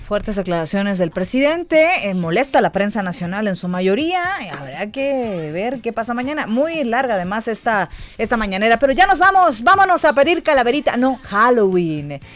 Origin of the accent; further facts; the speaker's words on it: La Paz, Baja California Sur, Mexico; moved away as an adult; now in Mexico City, Mexico; yo soy de La Paz, Baja California Sur. Ahí toda mi vida, 24 años viví ahí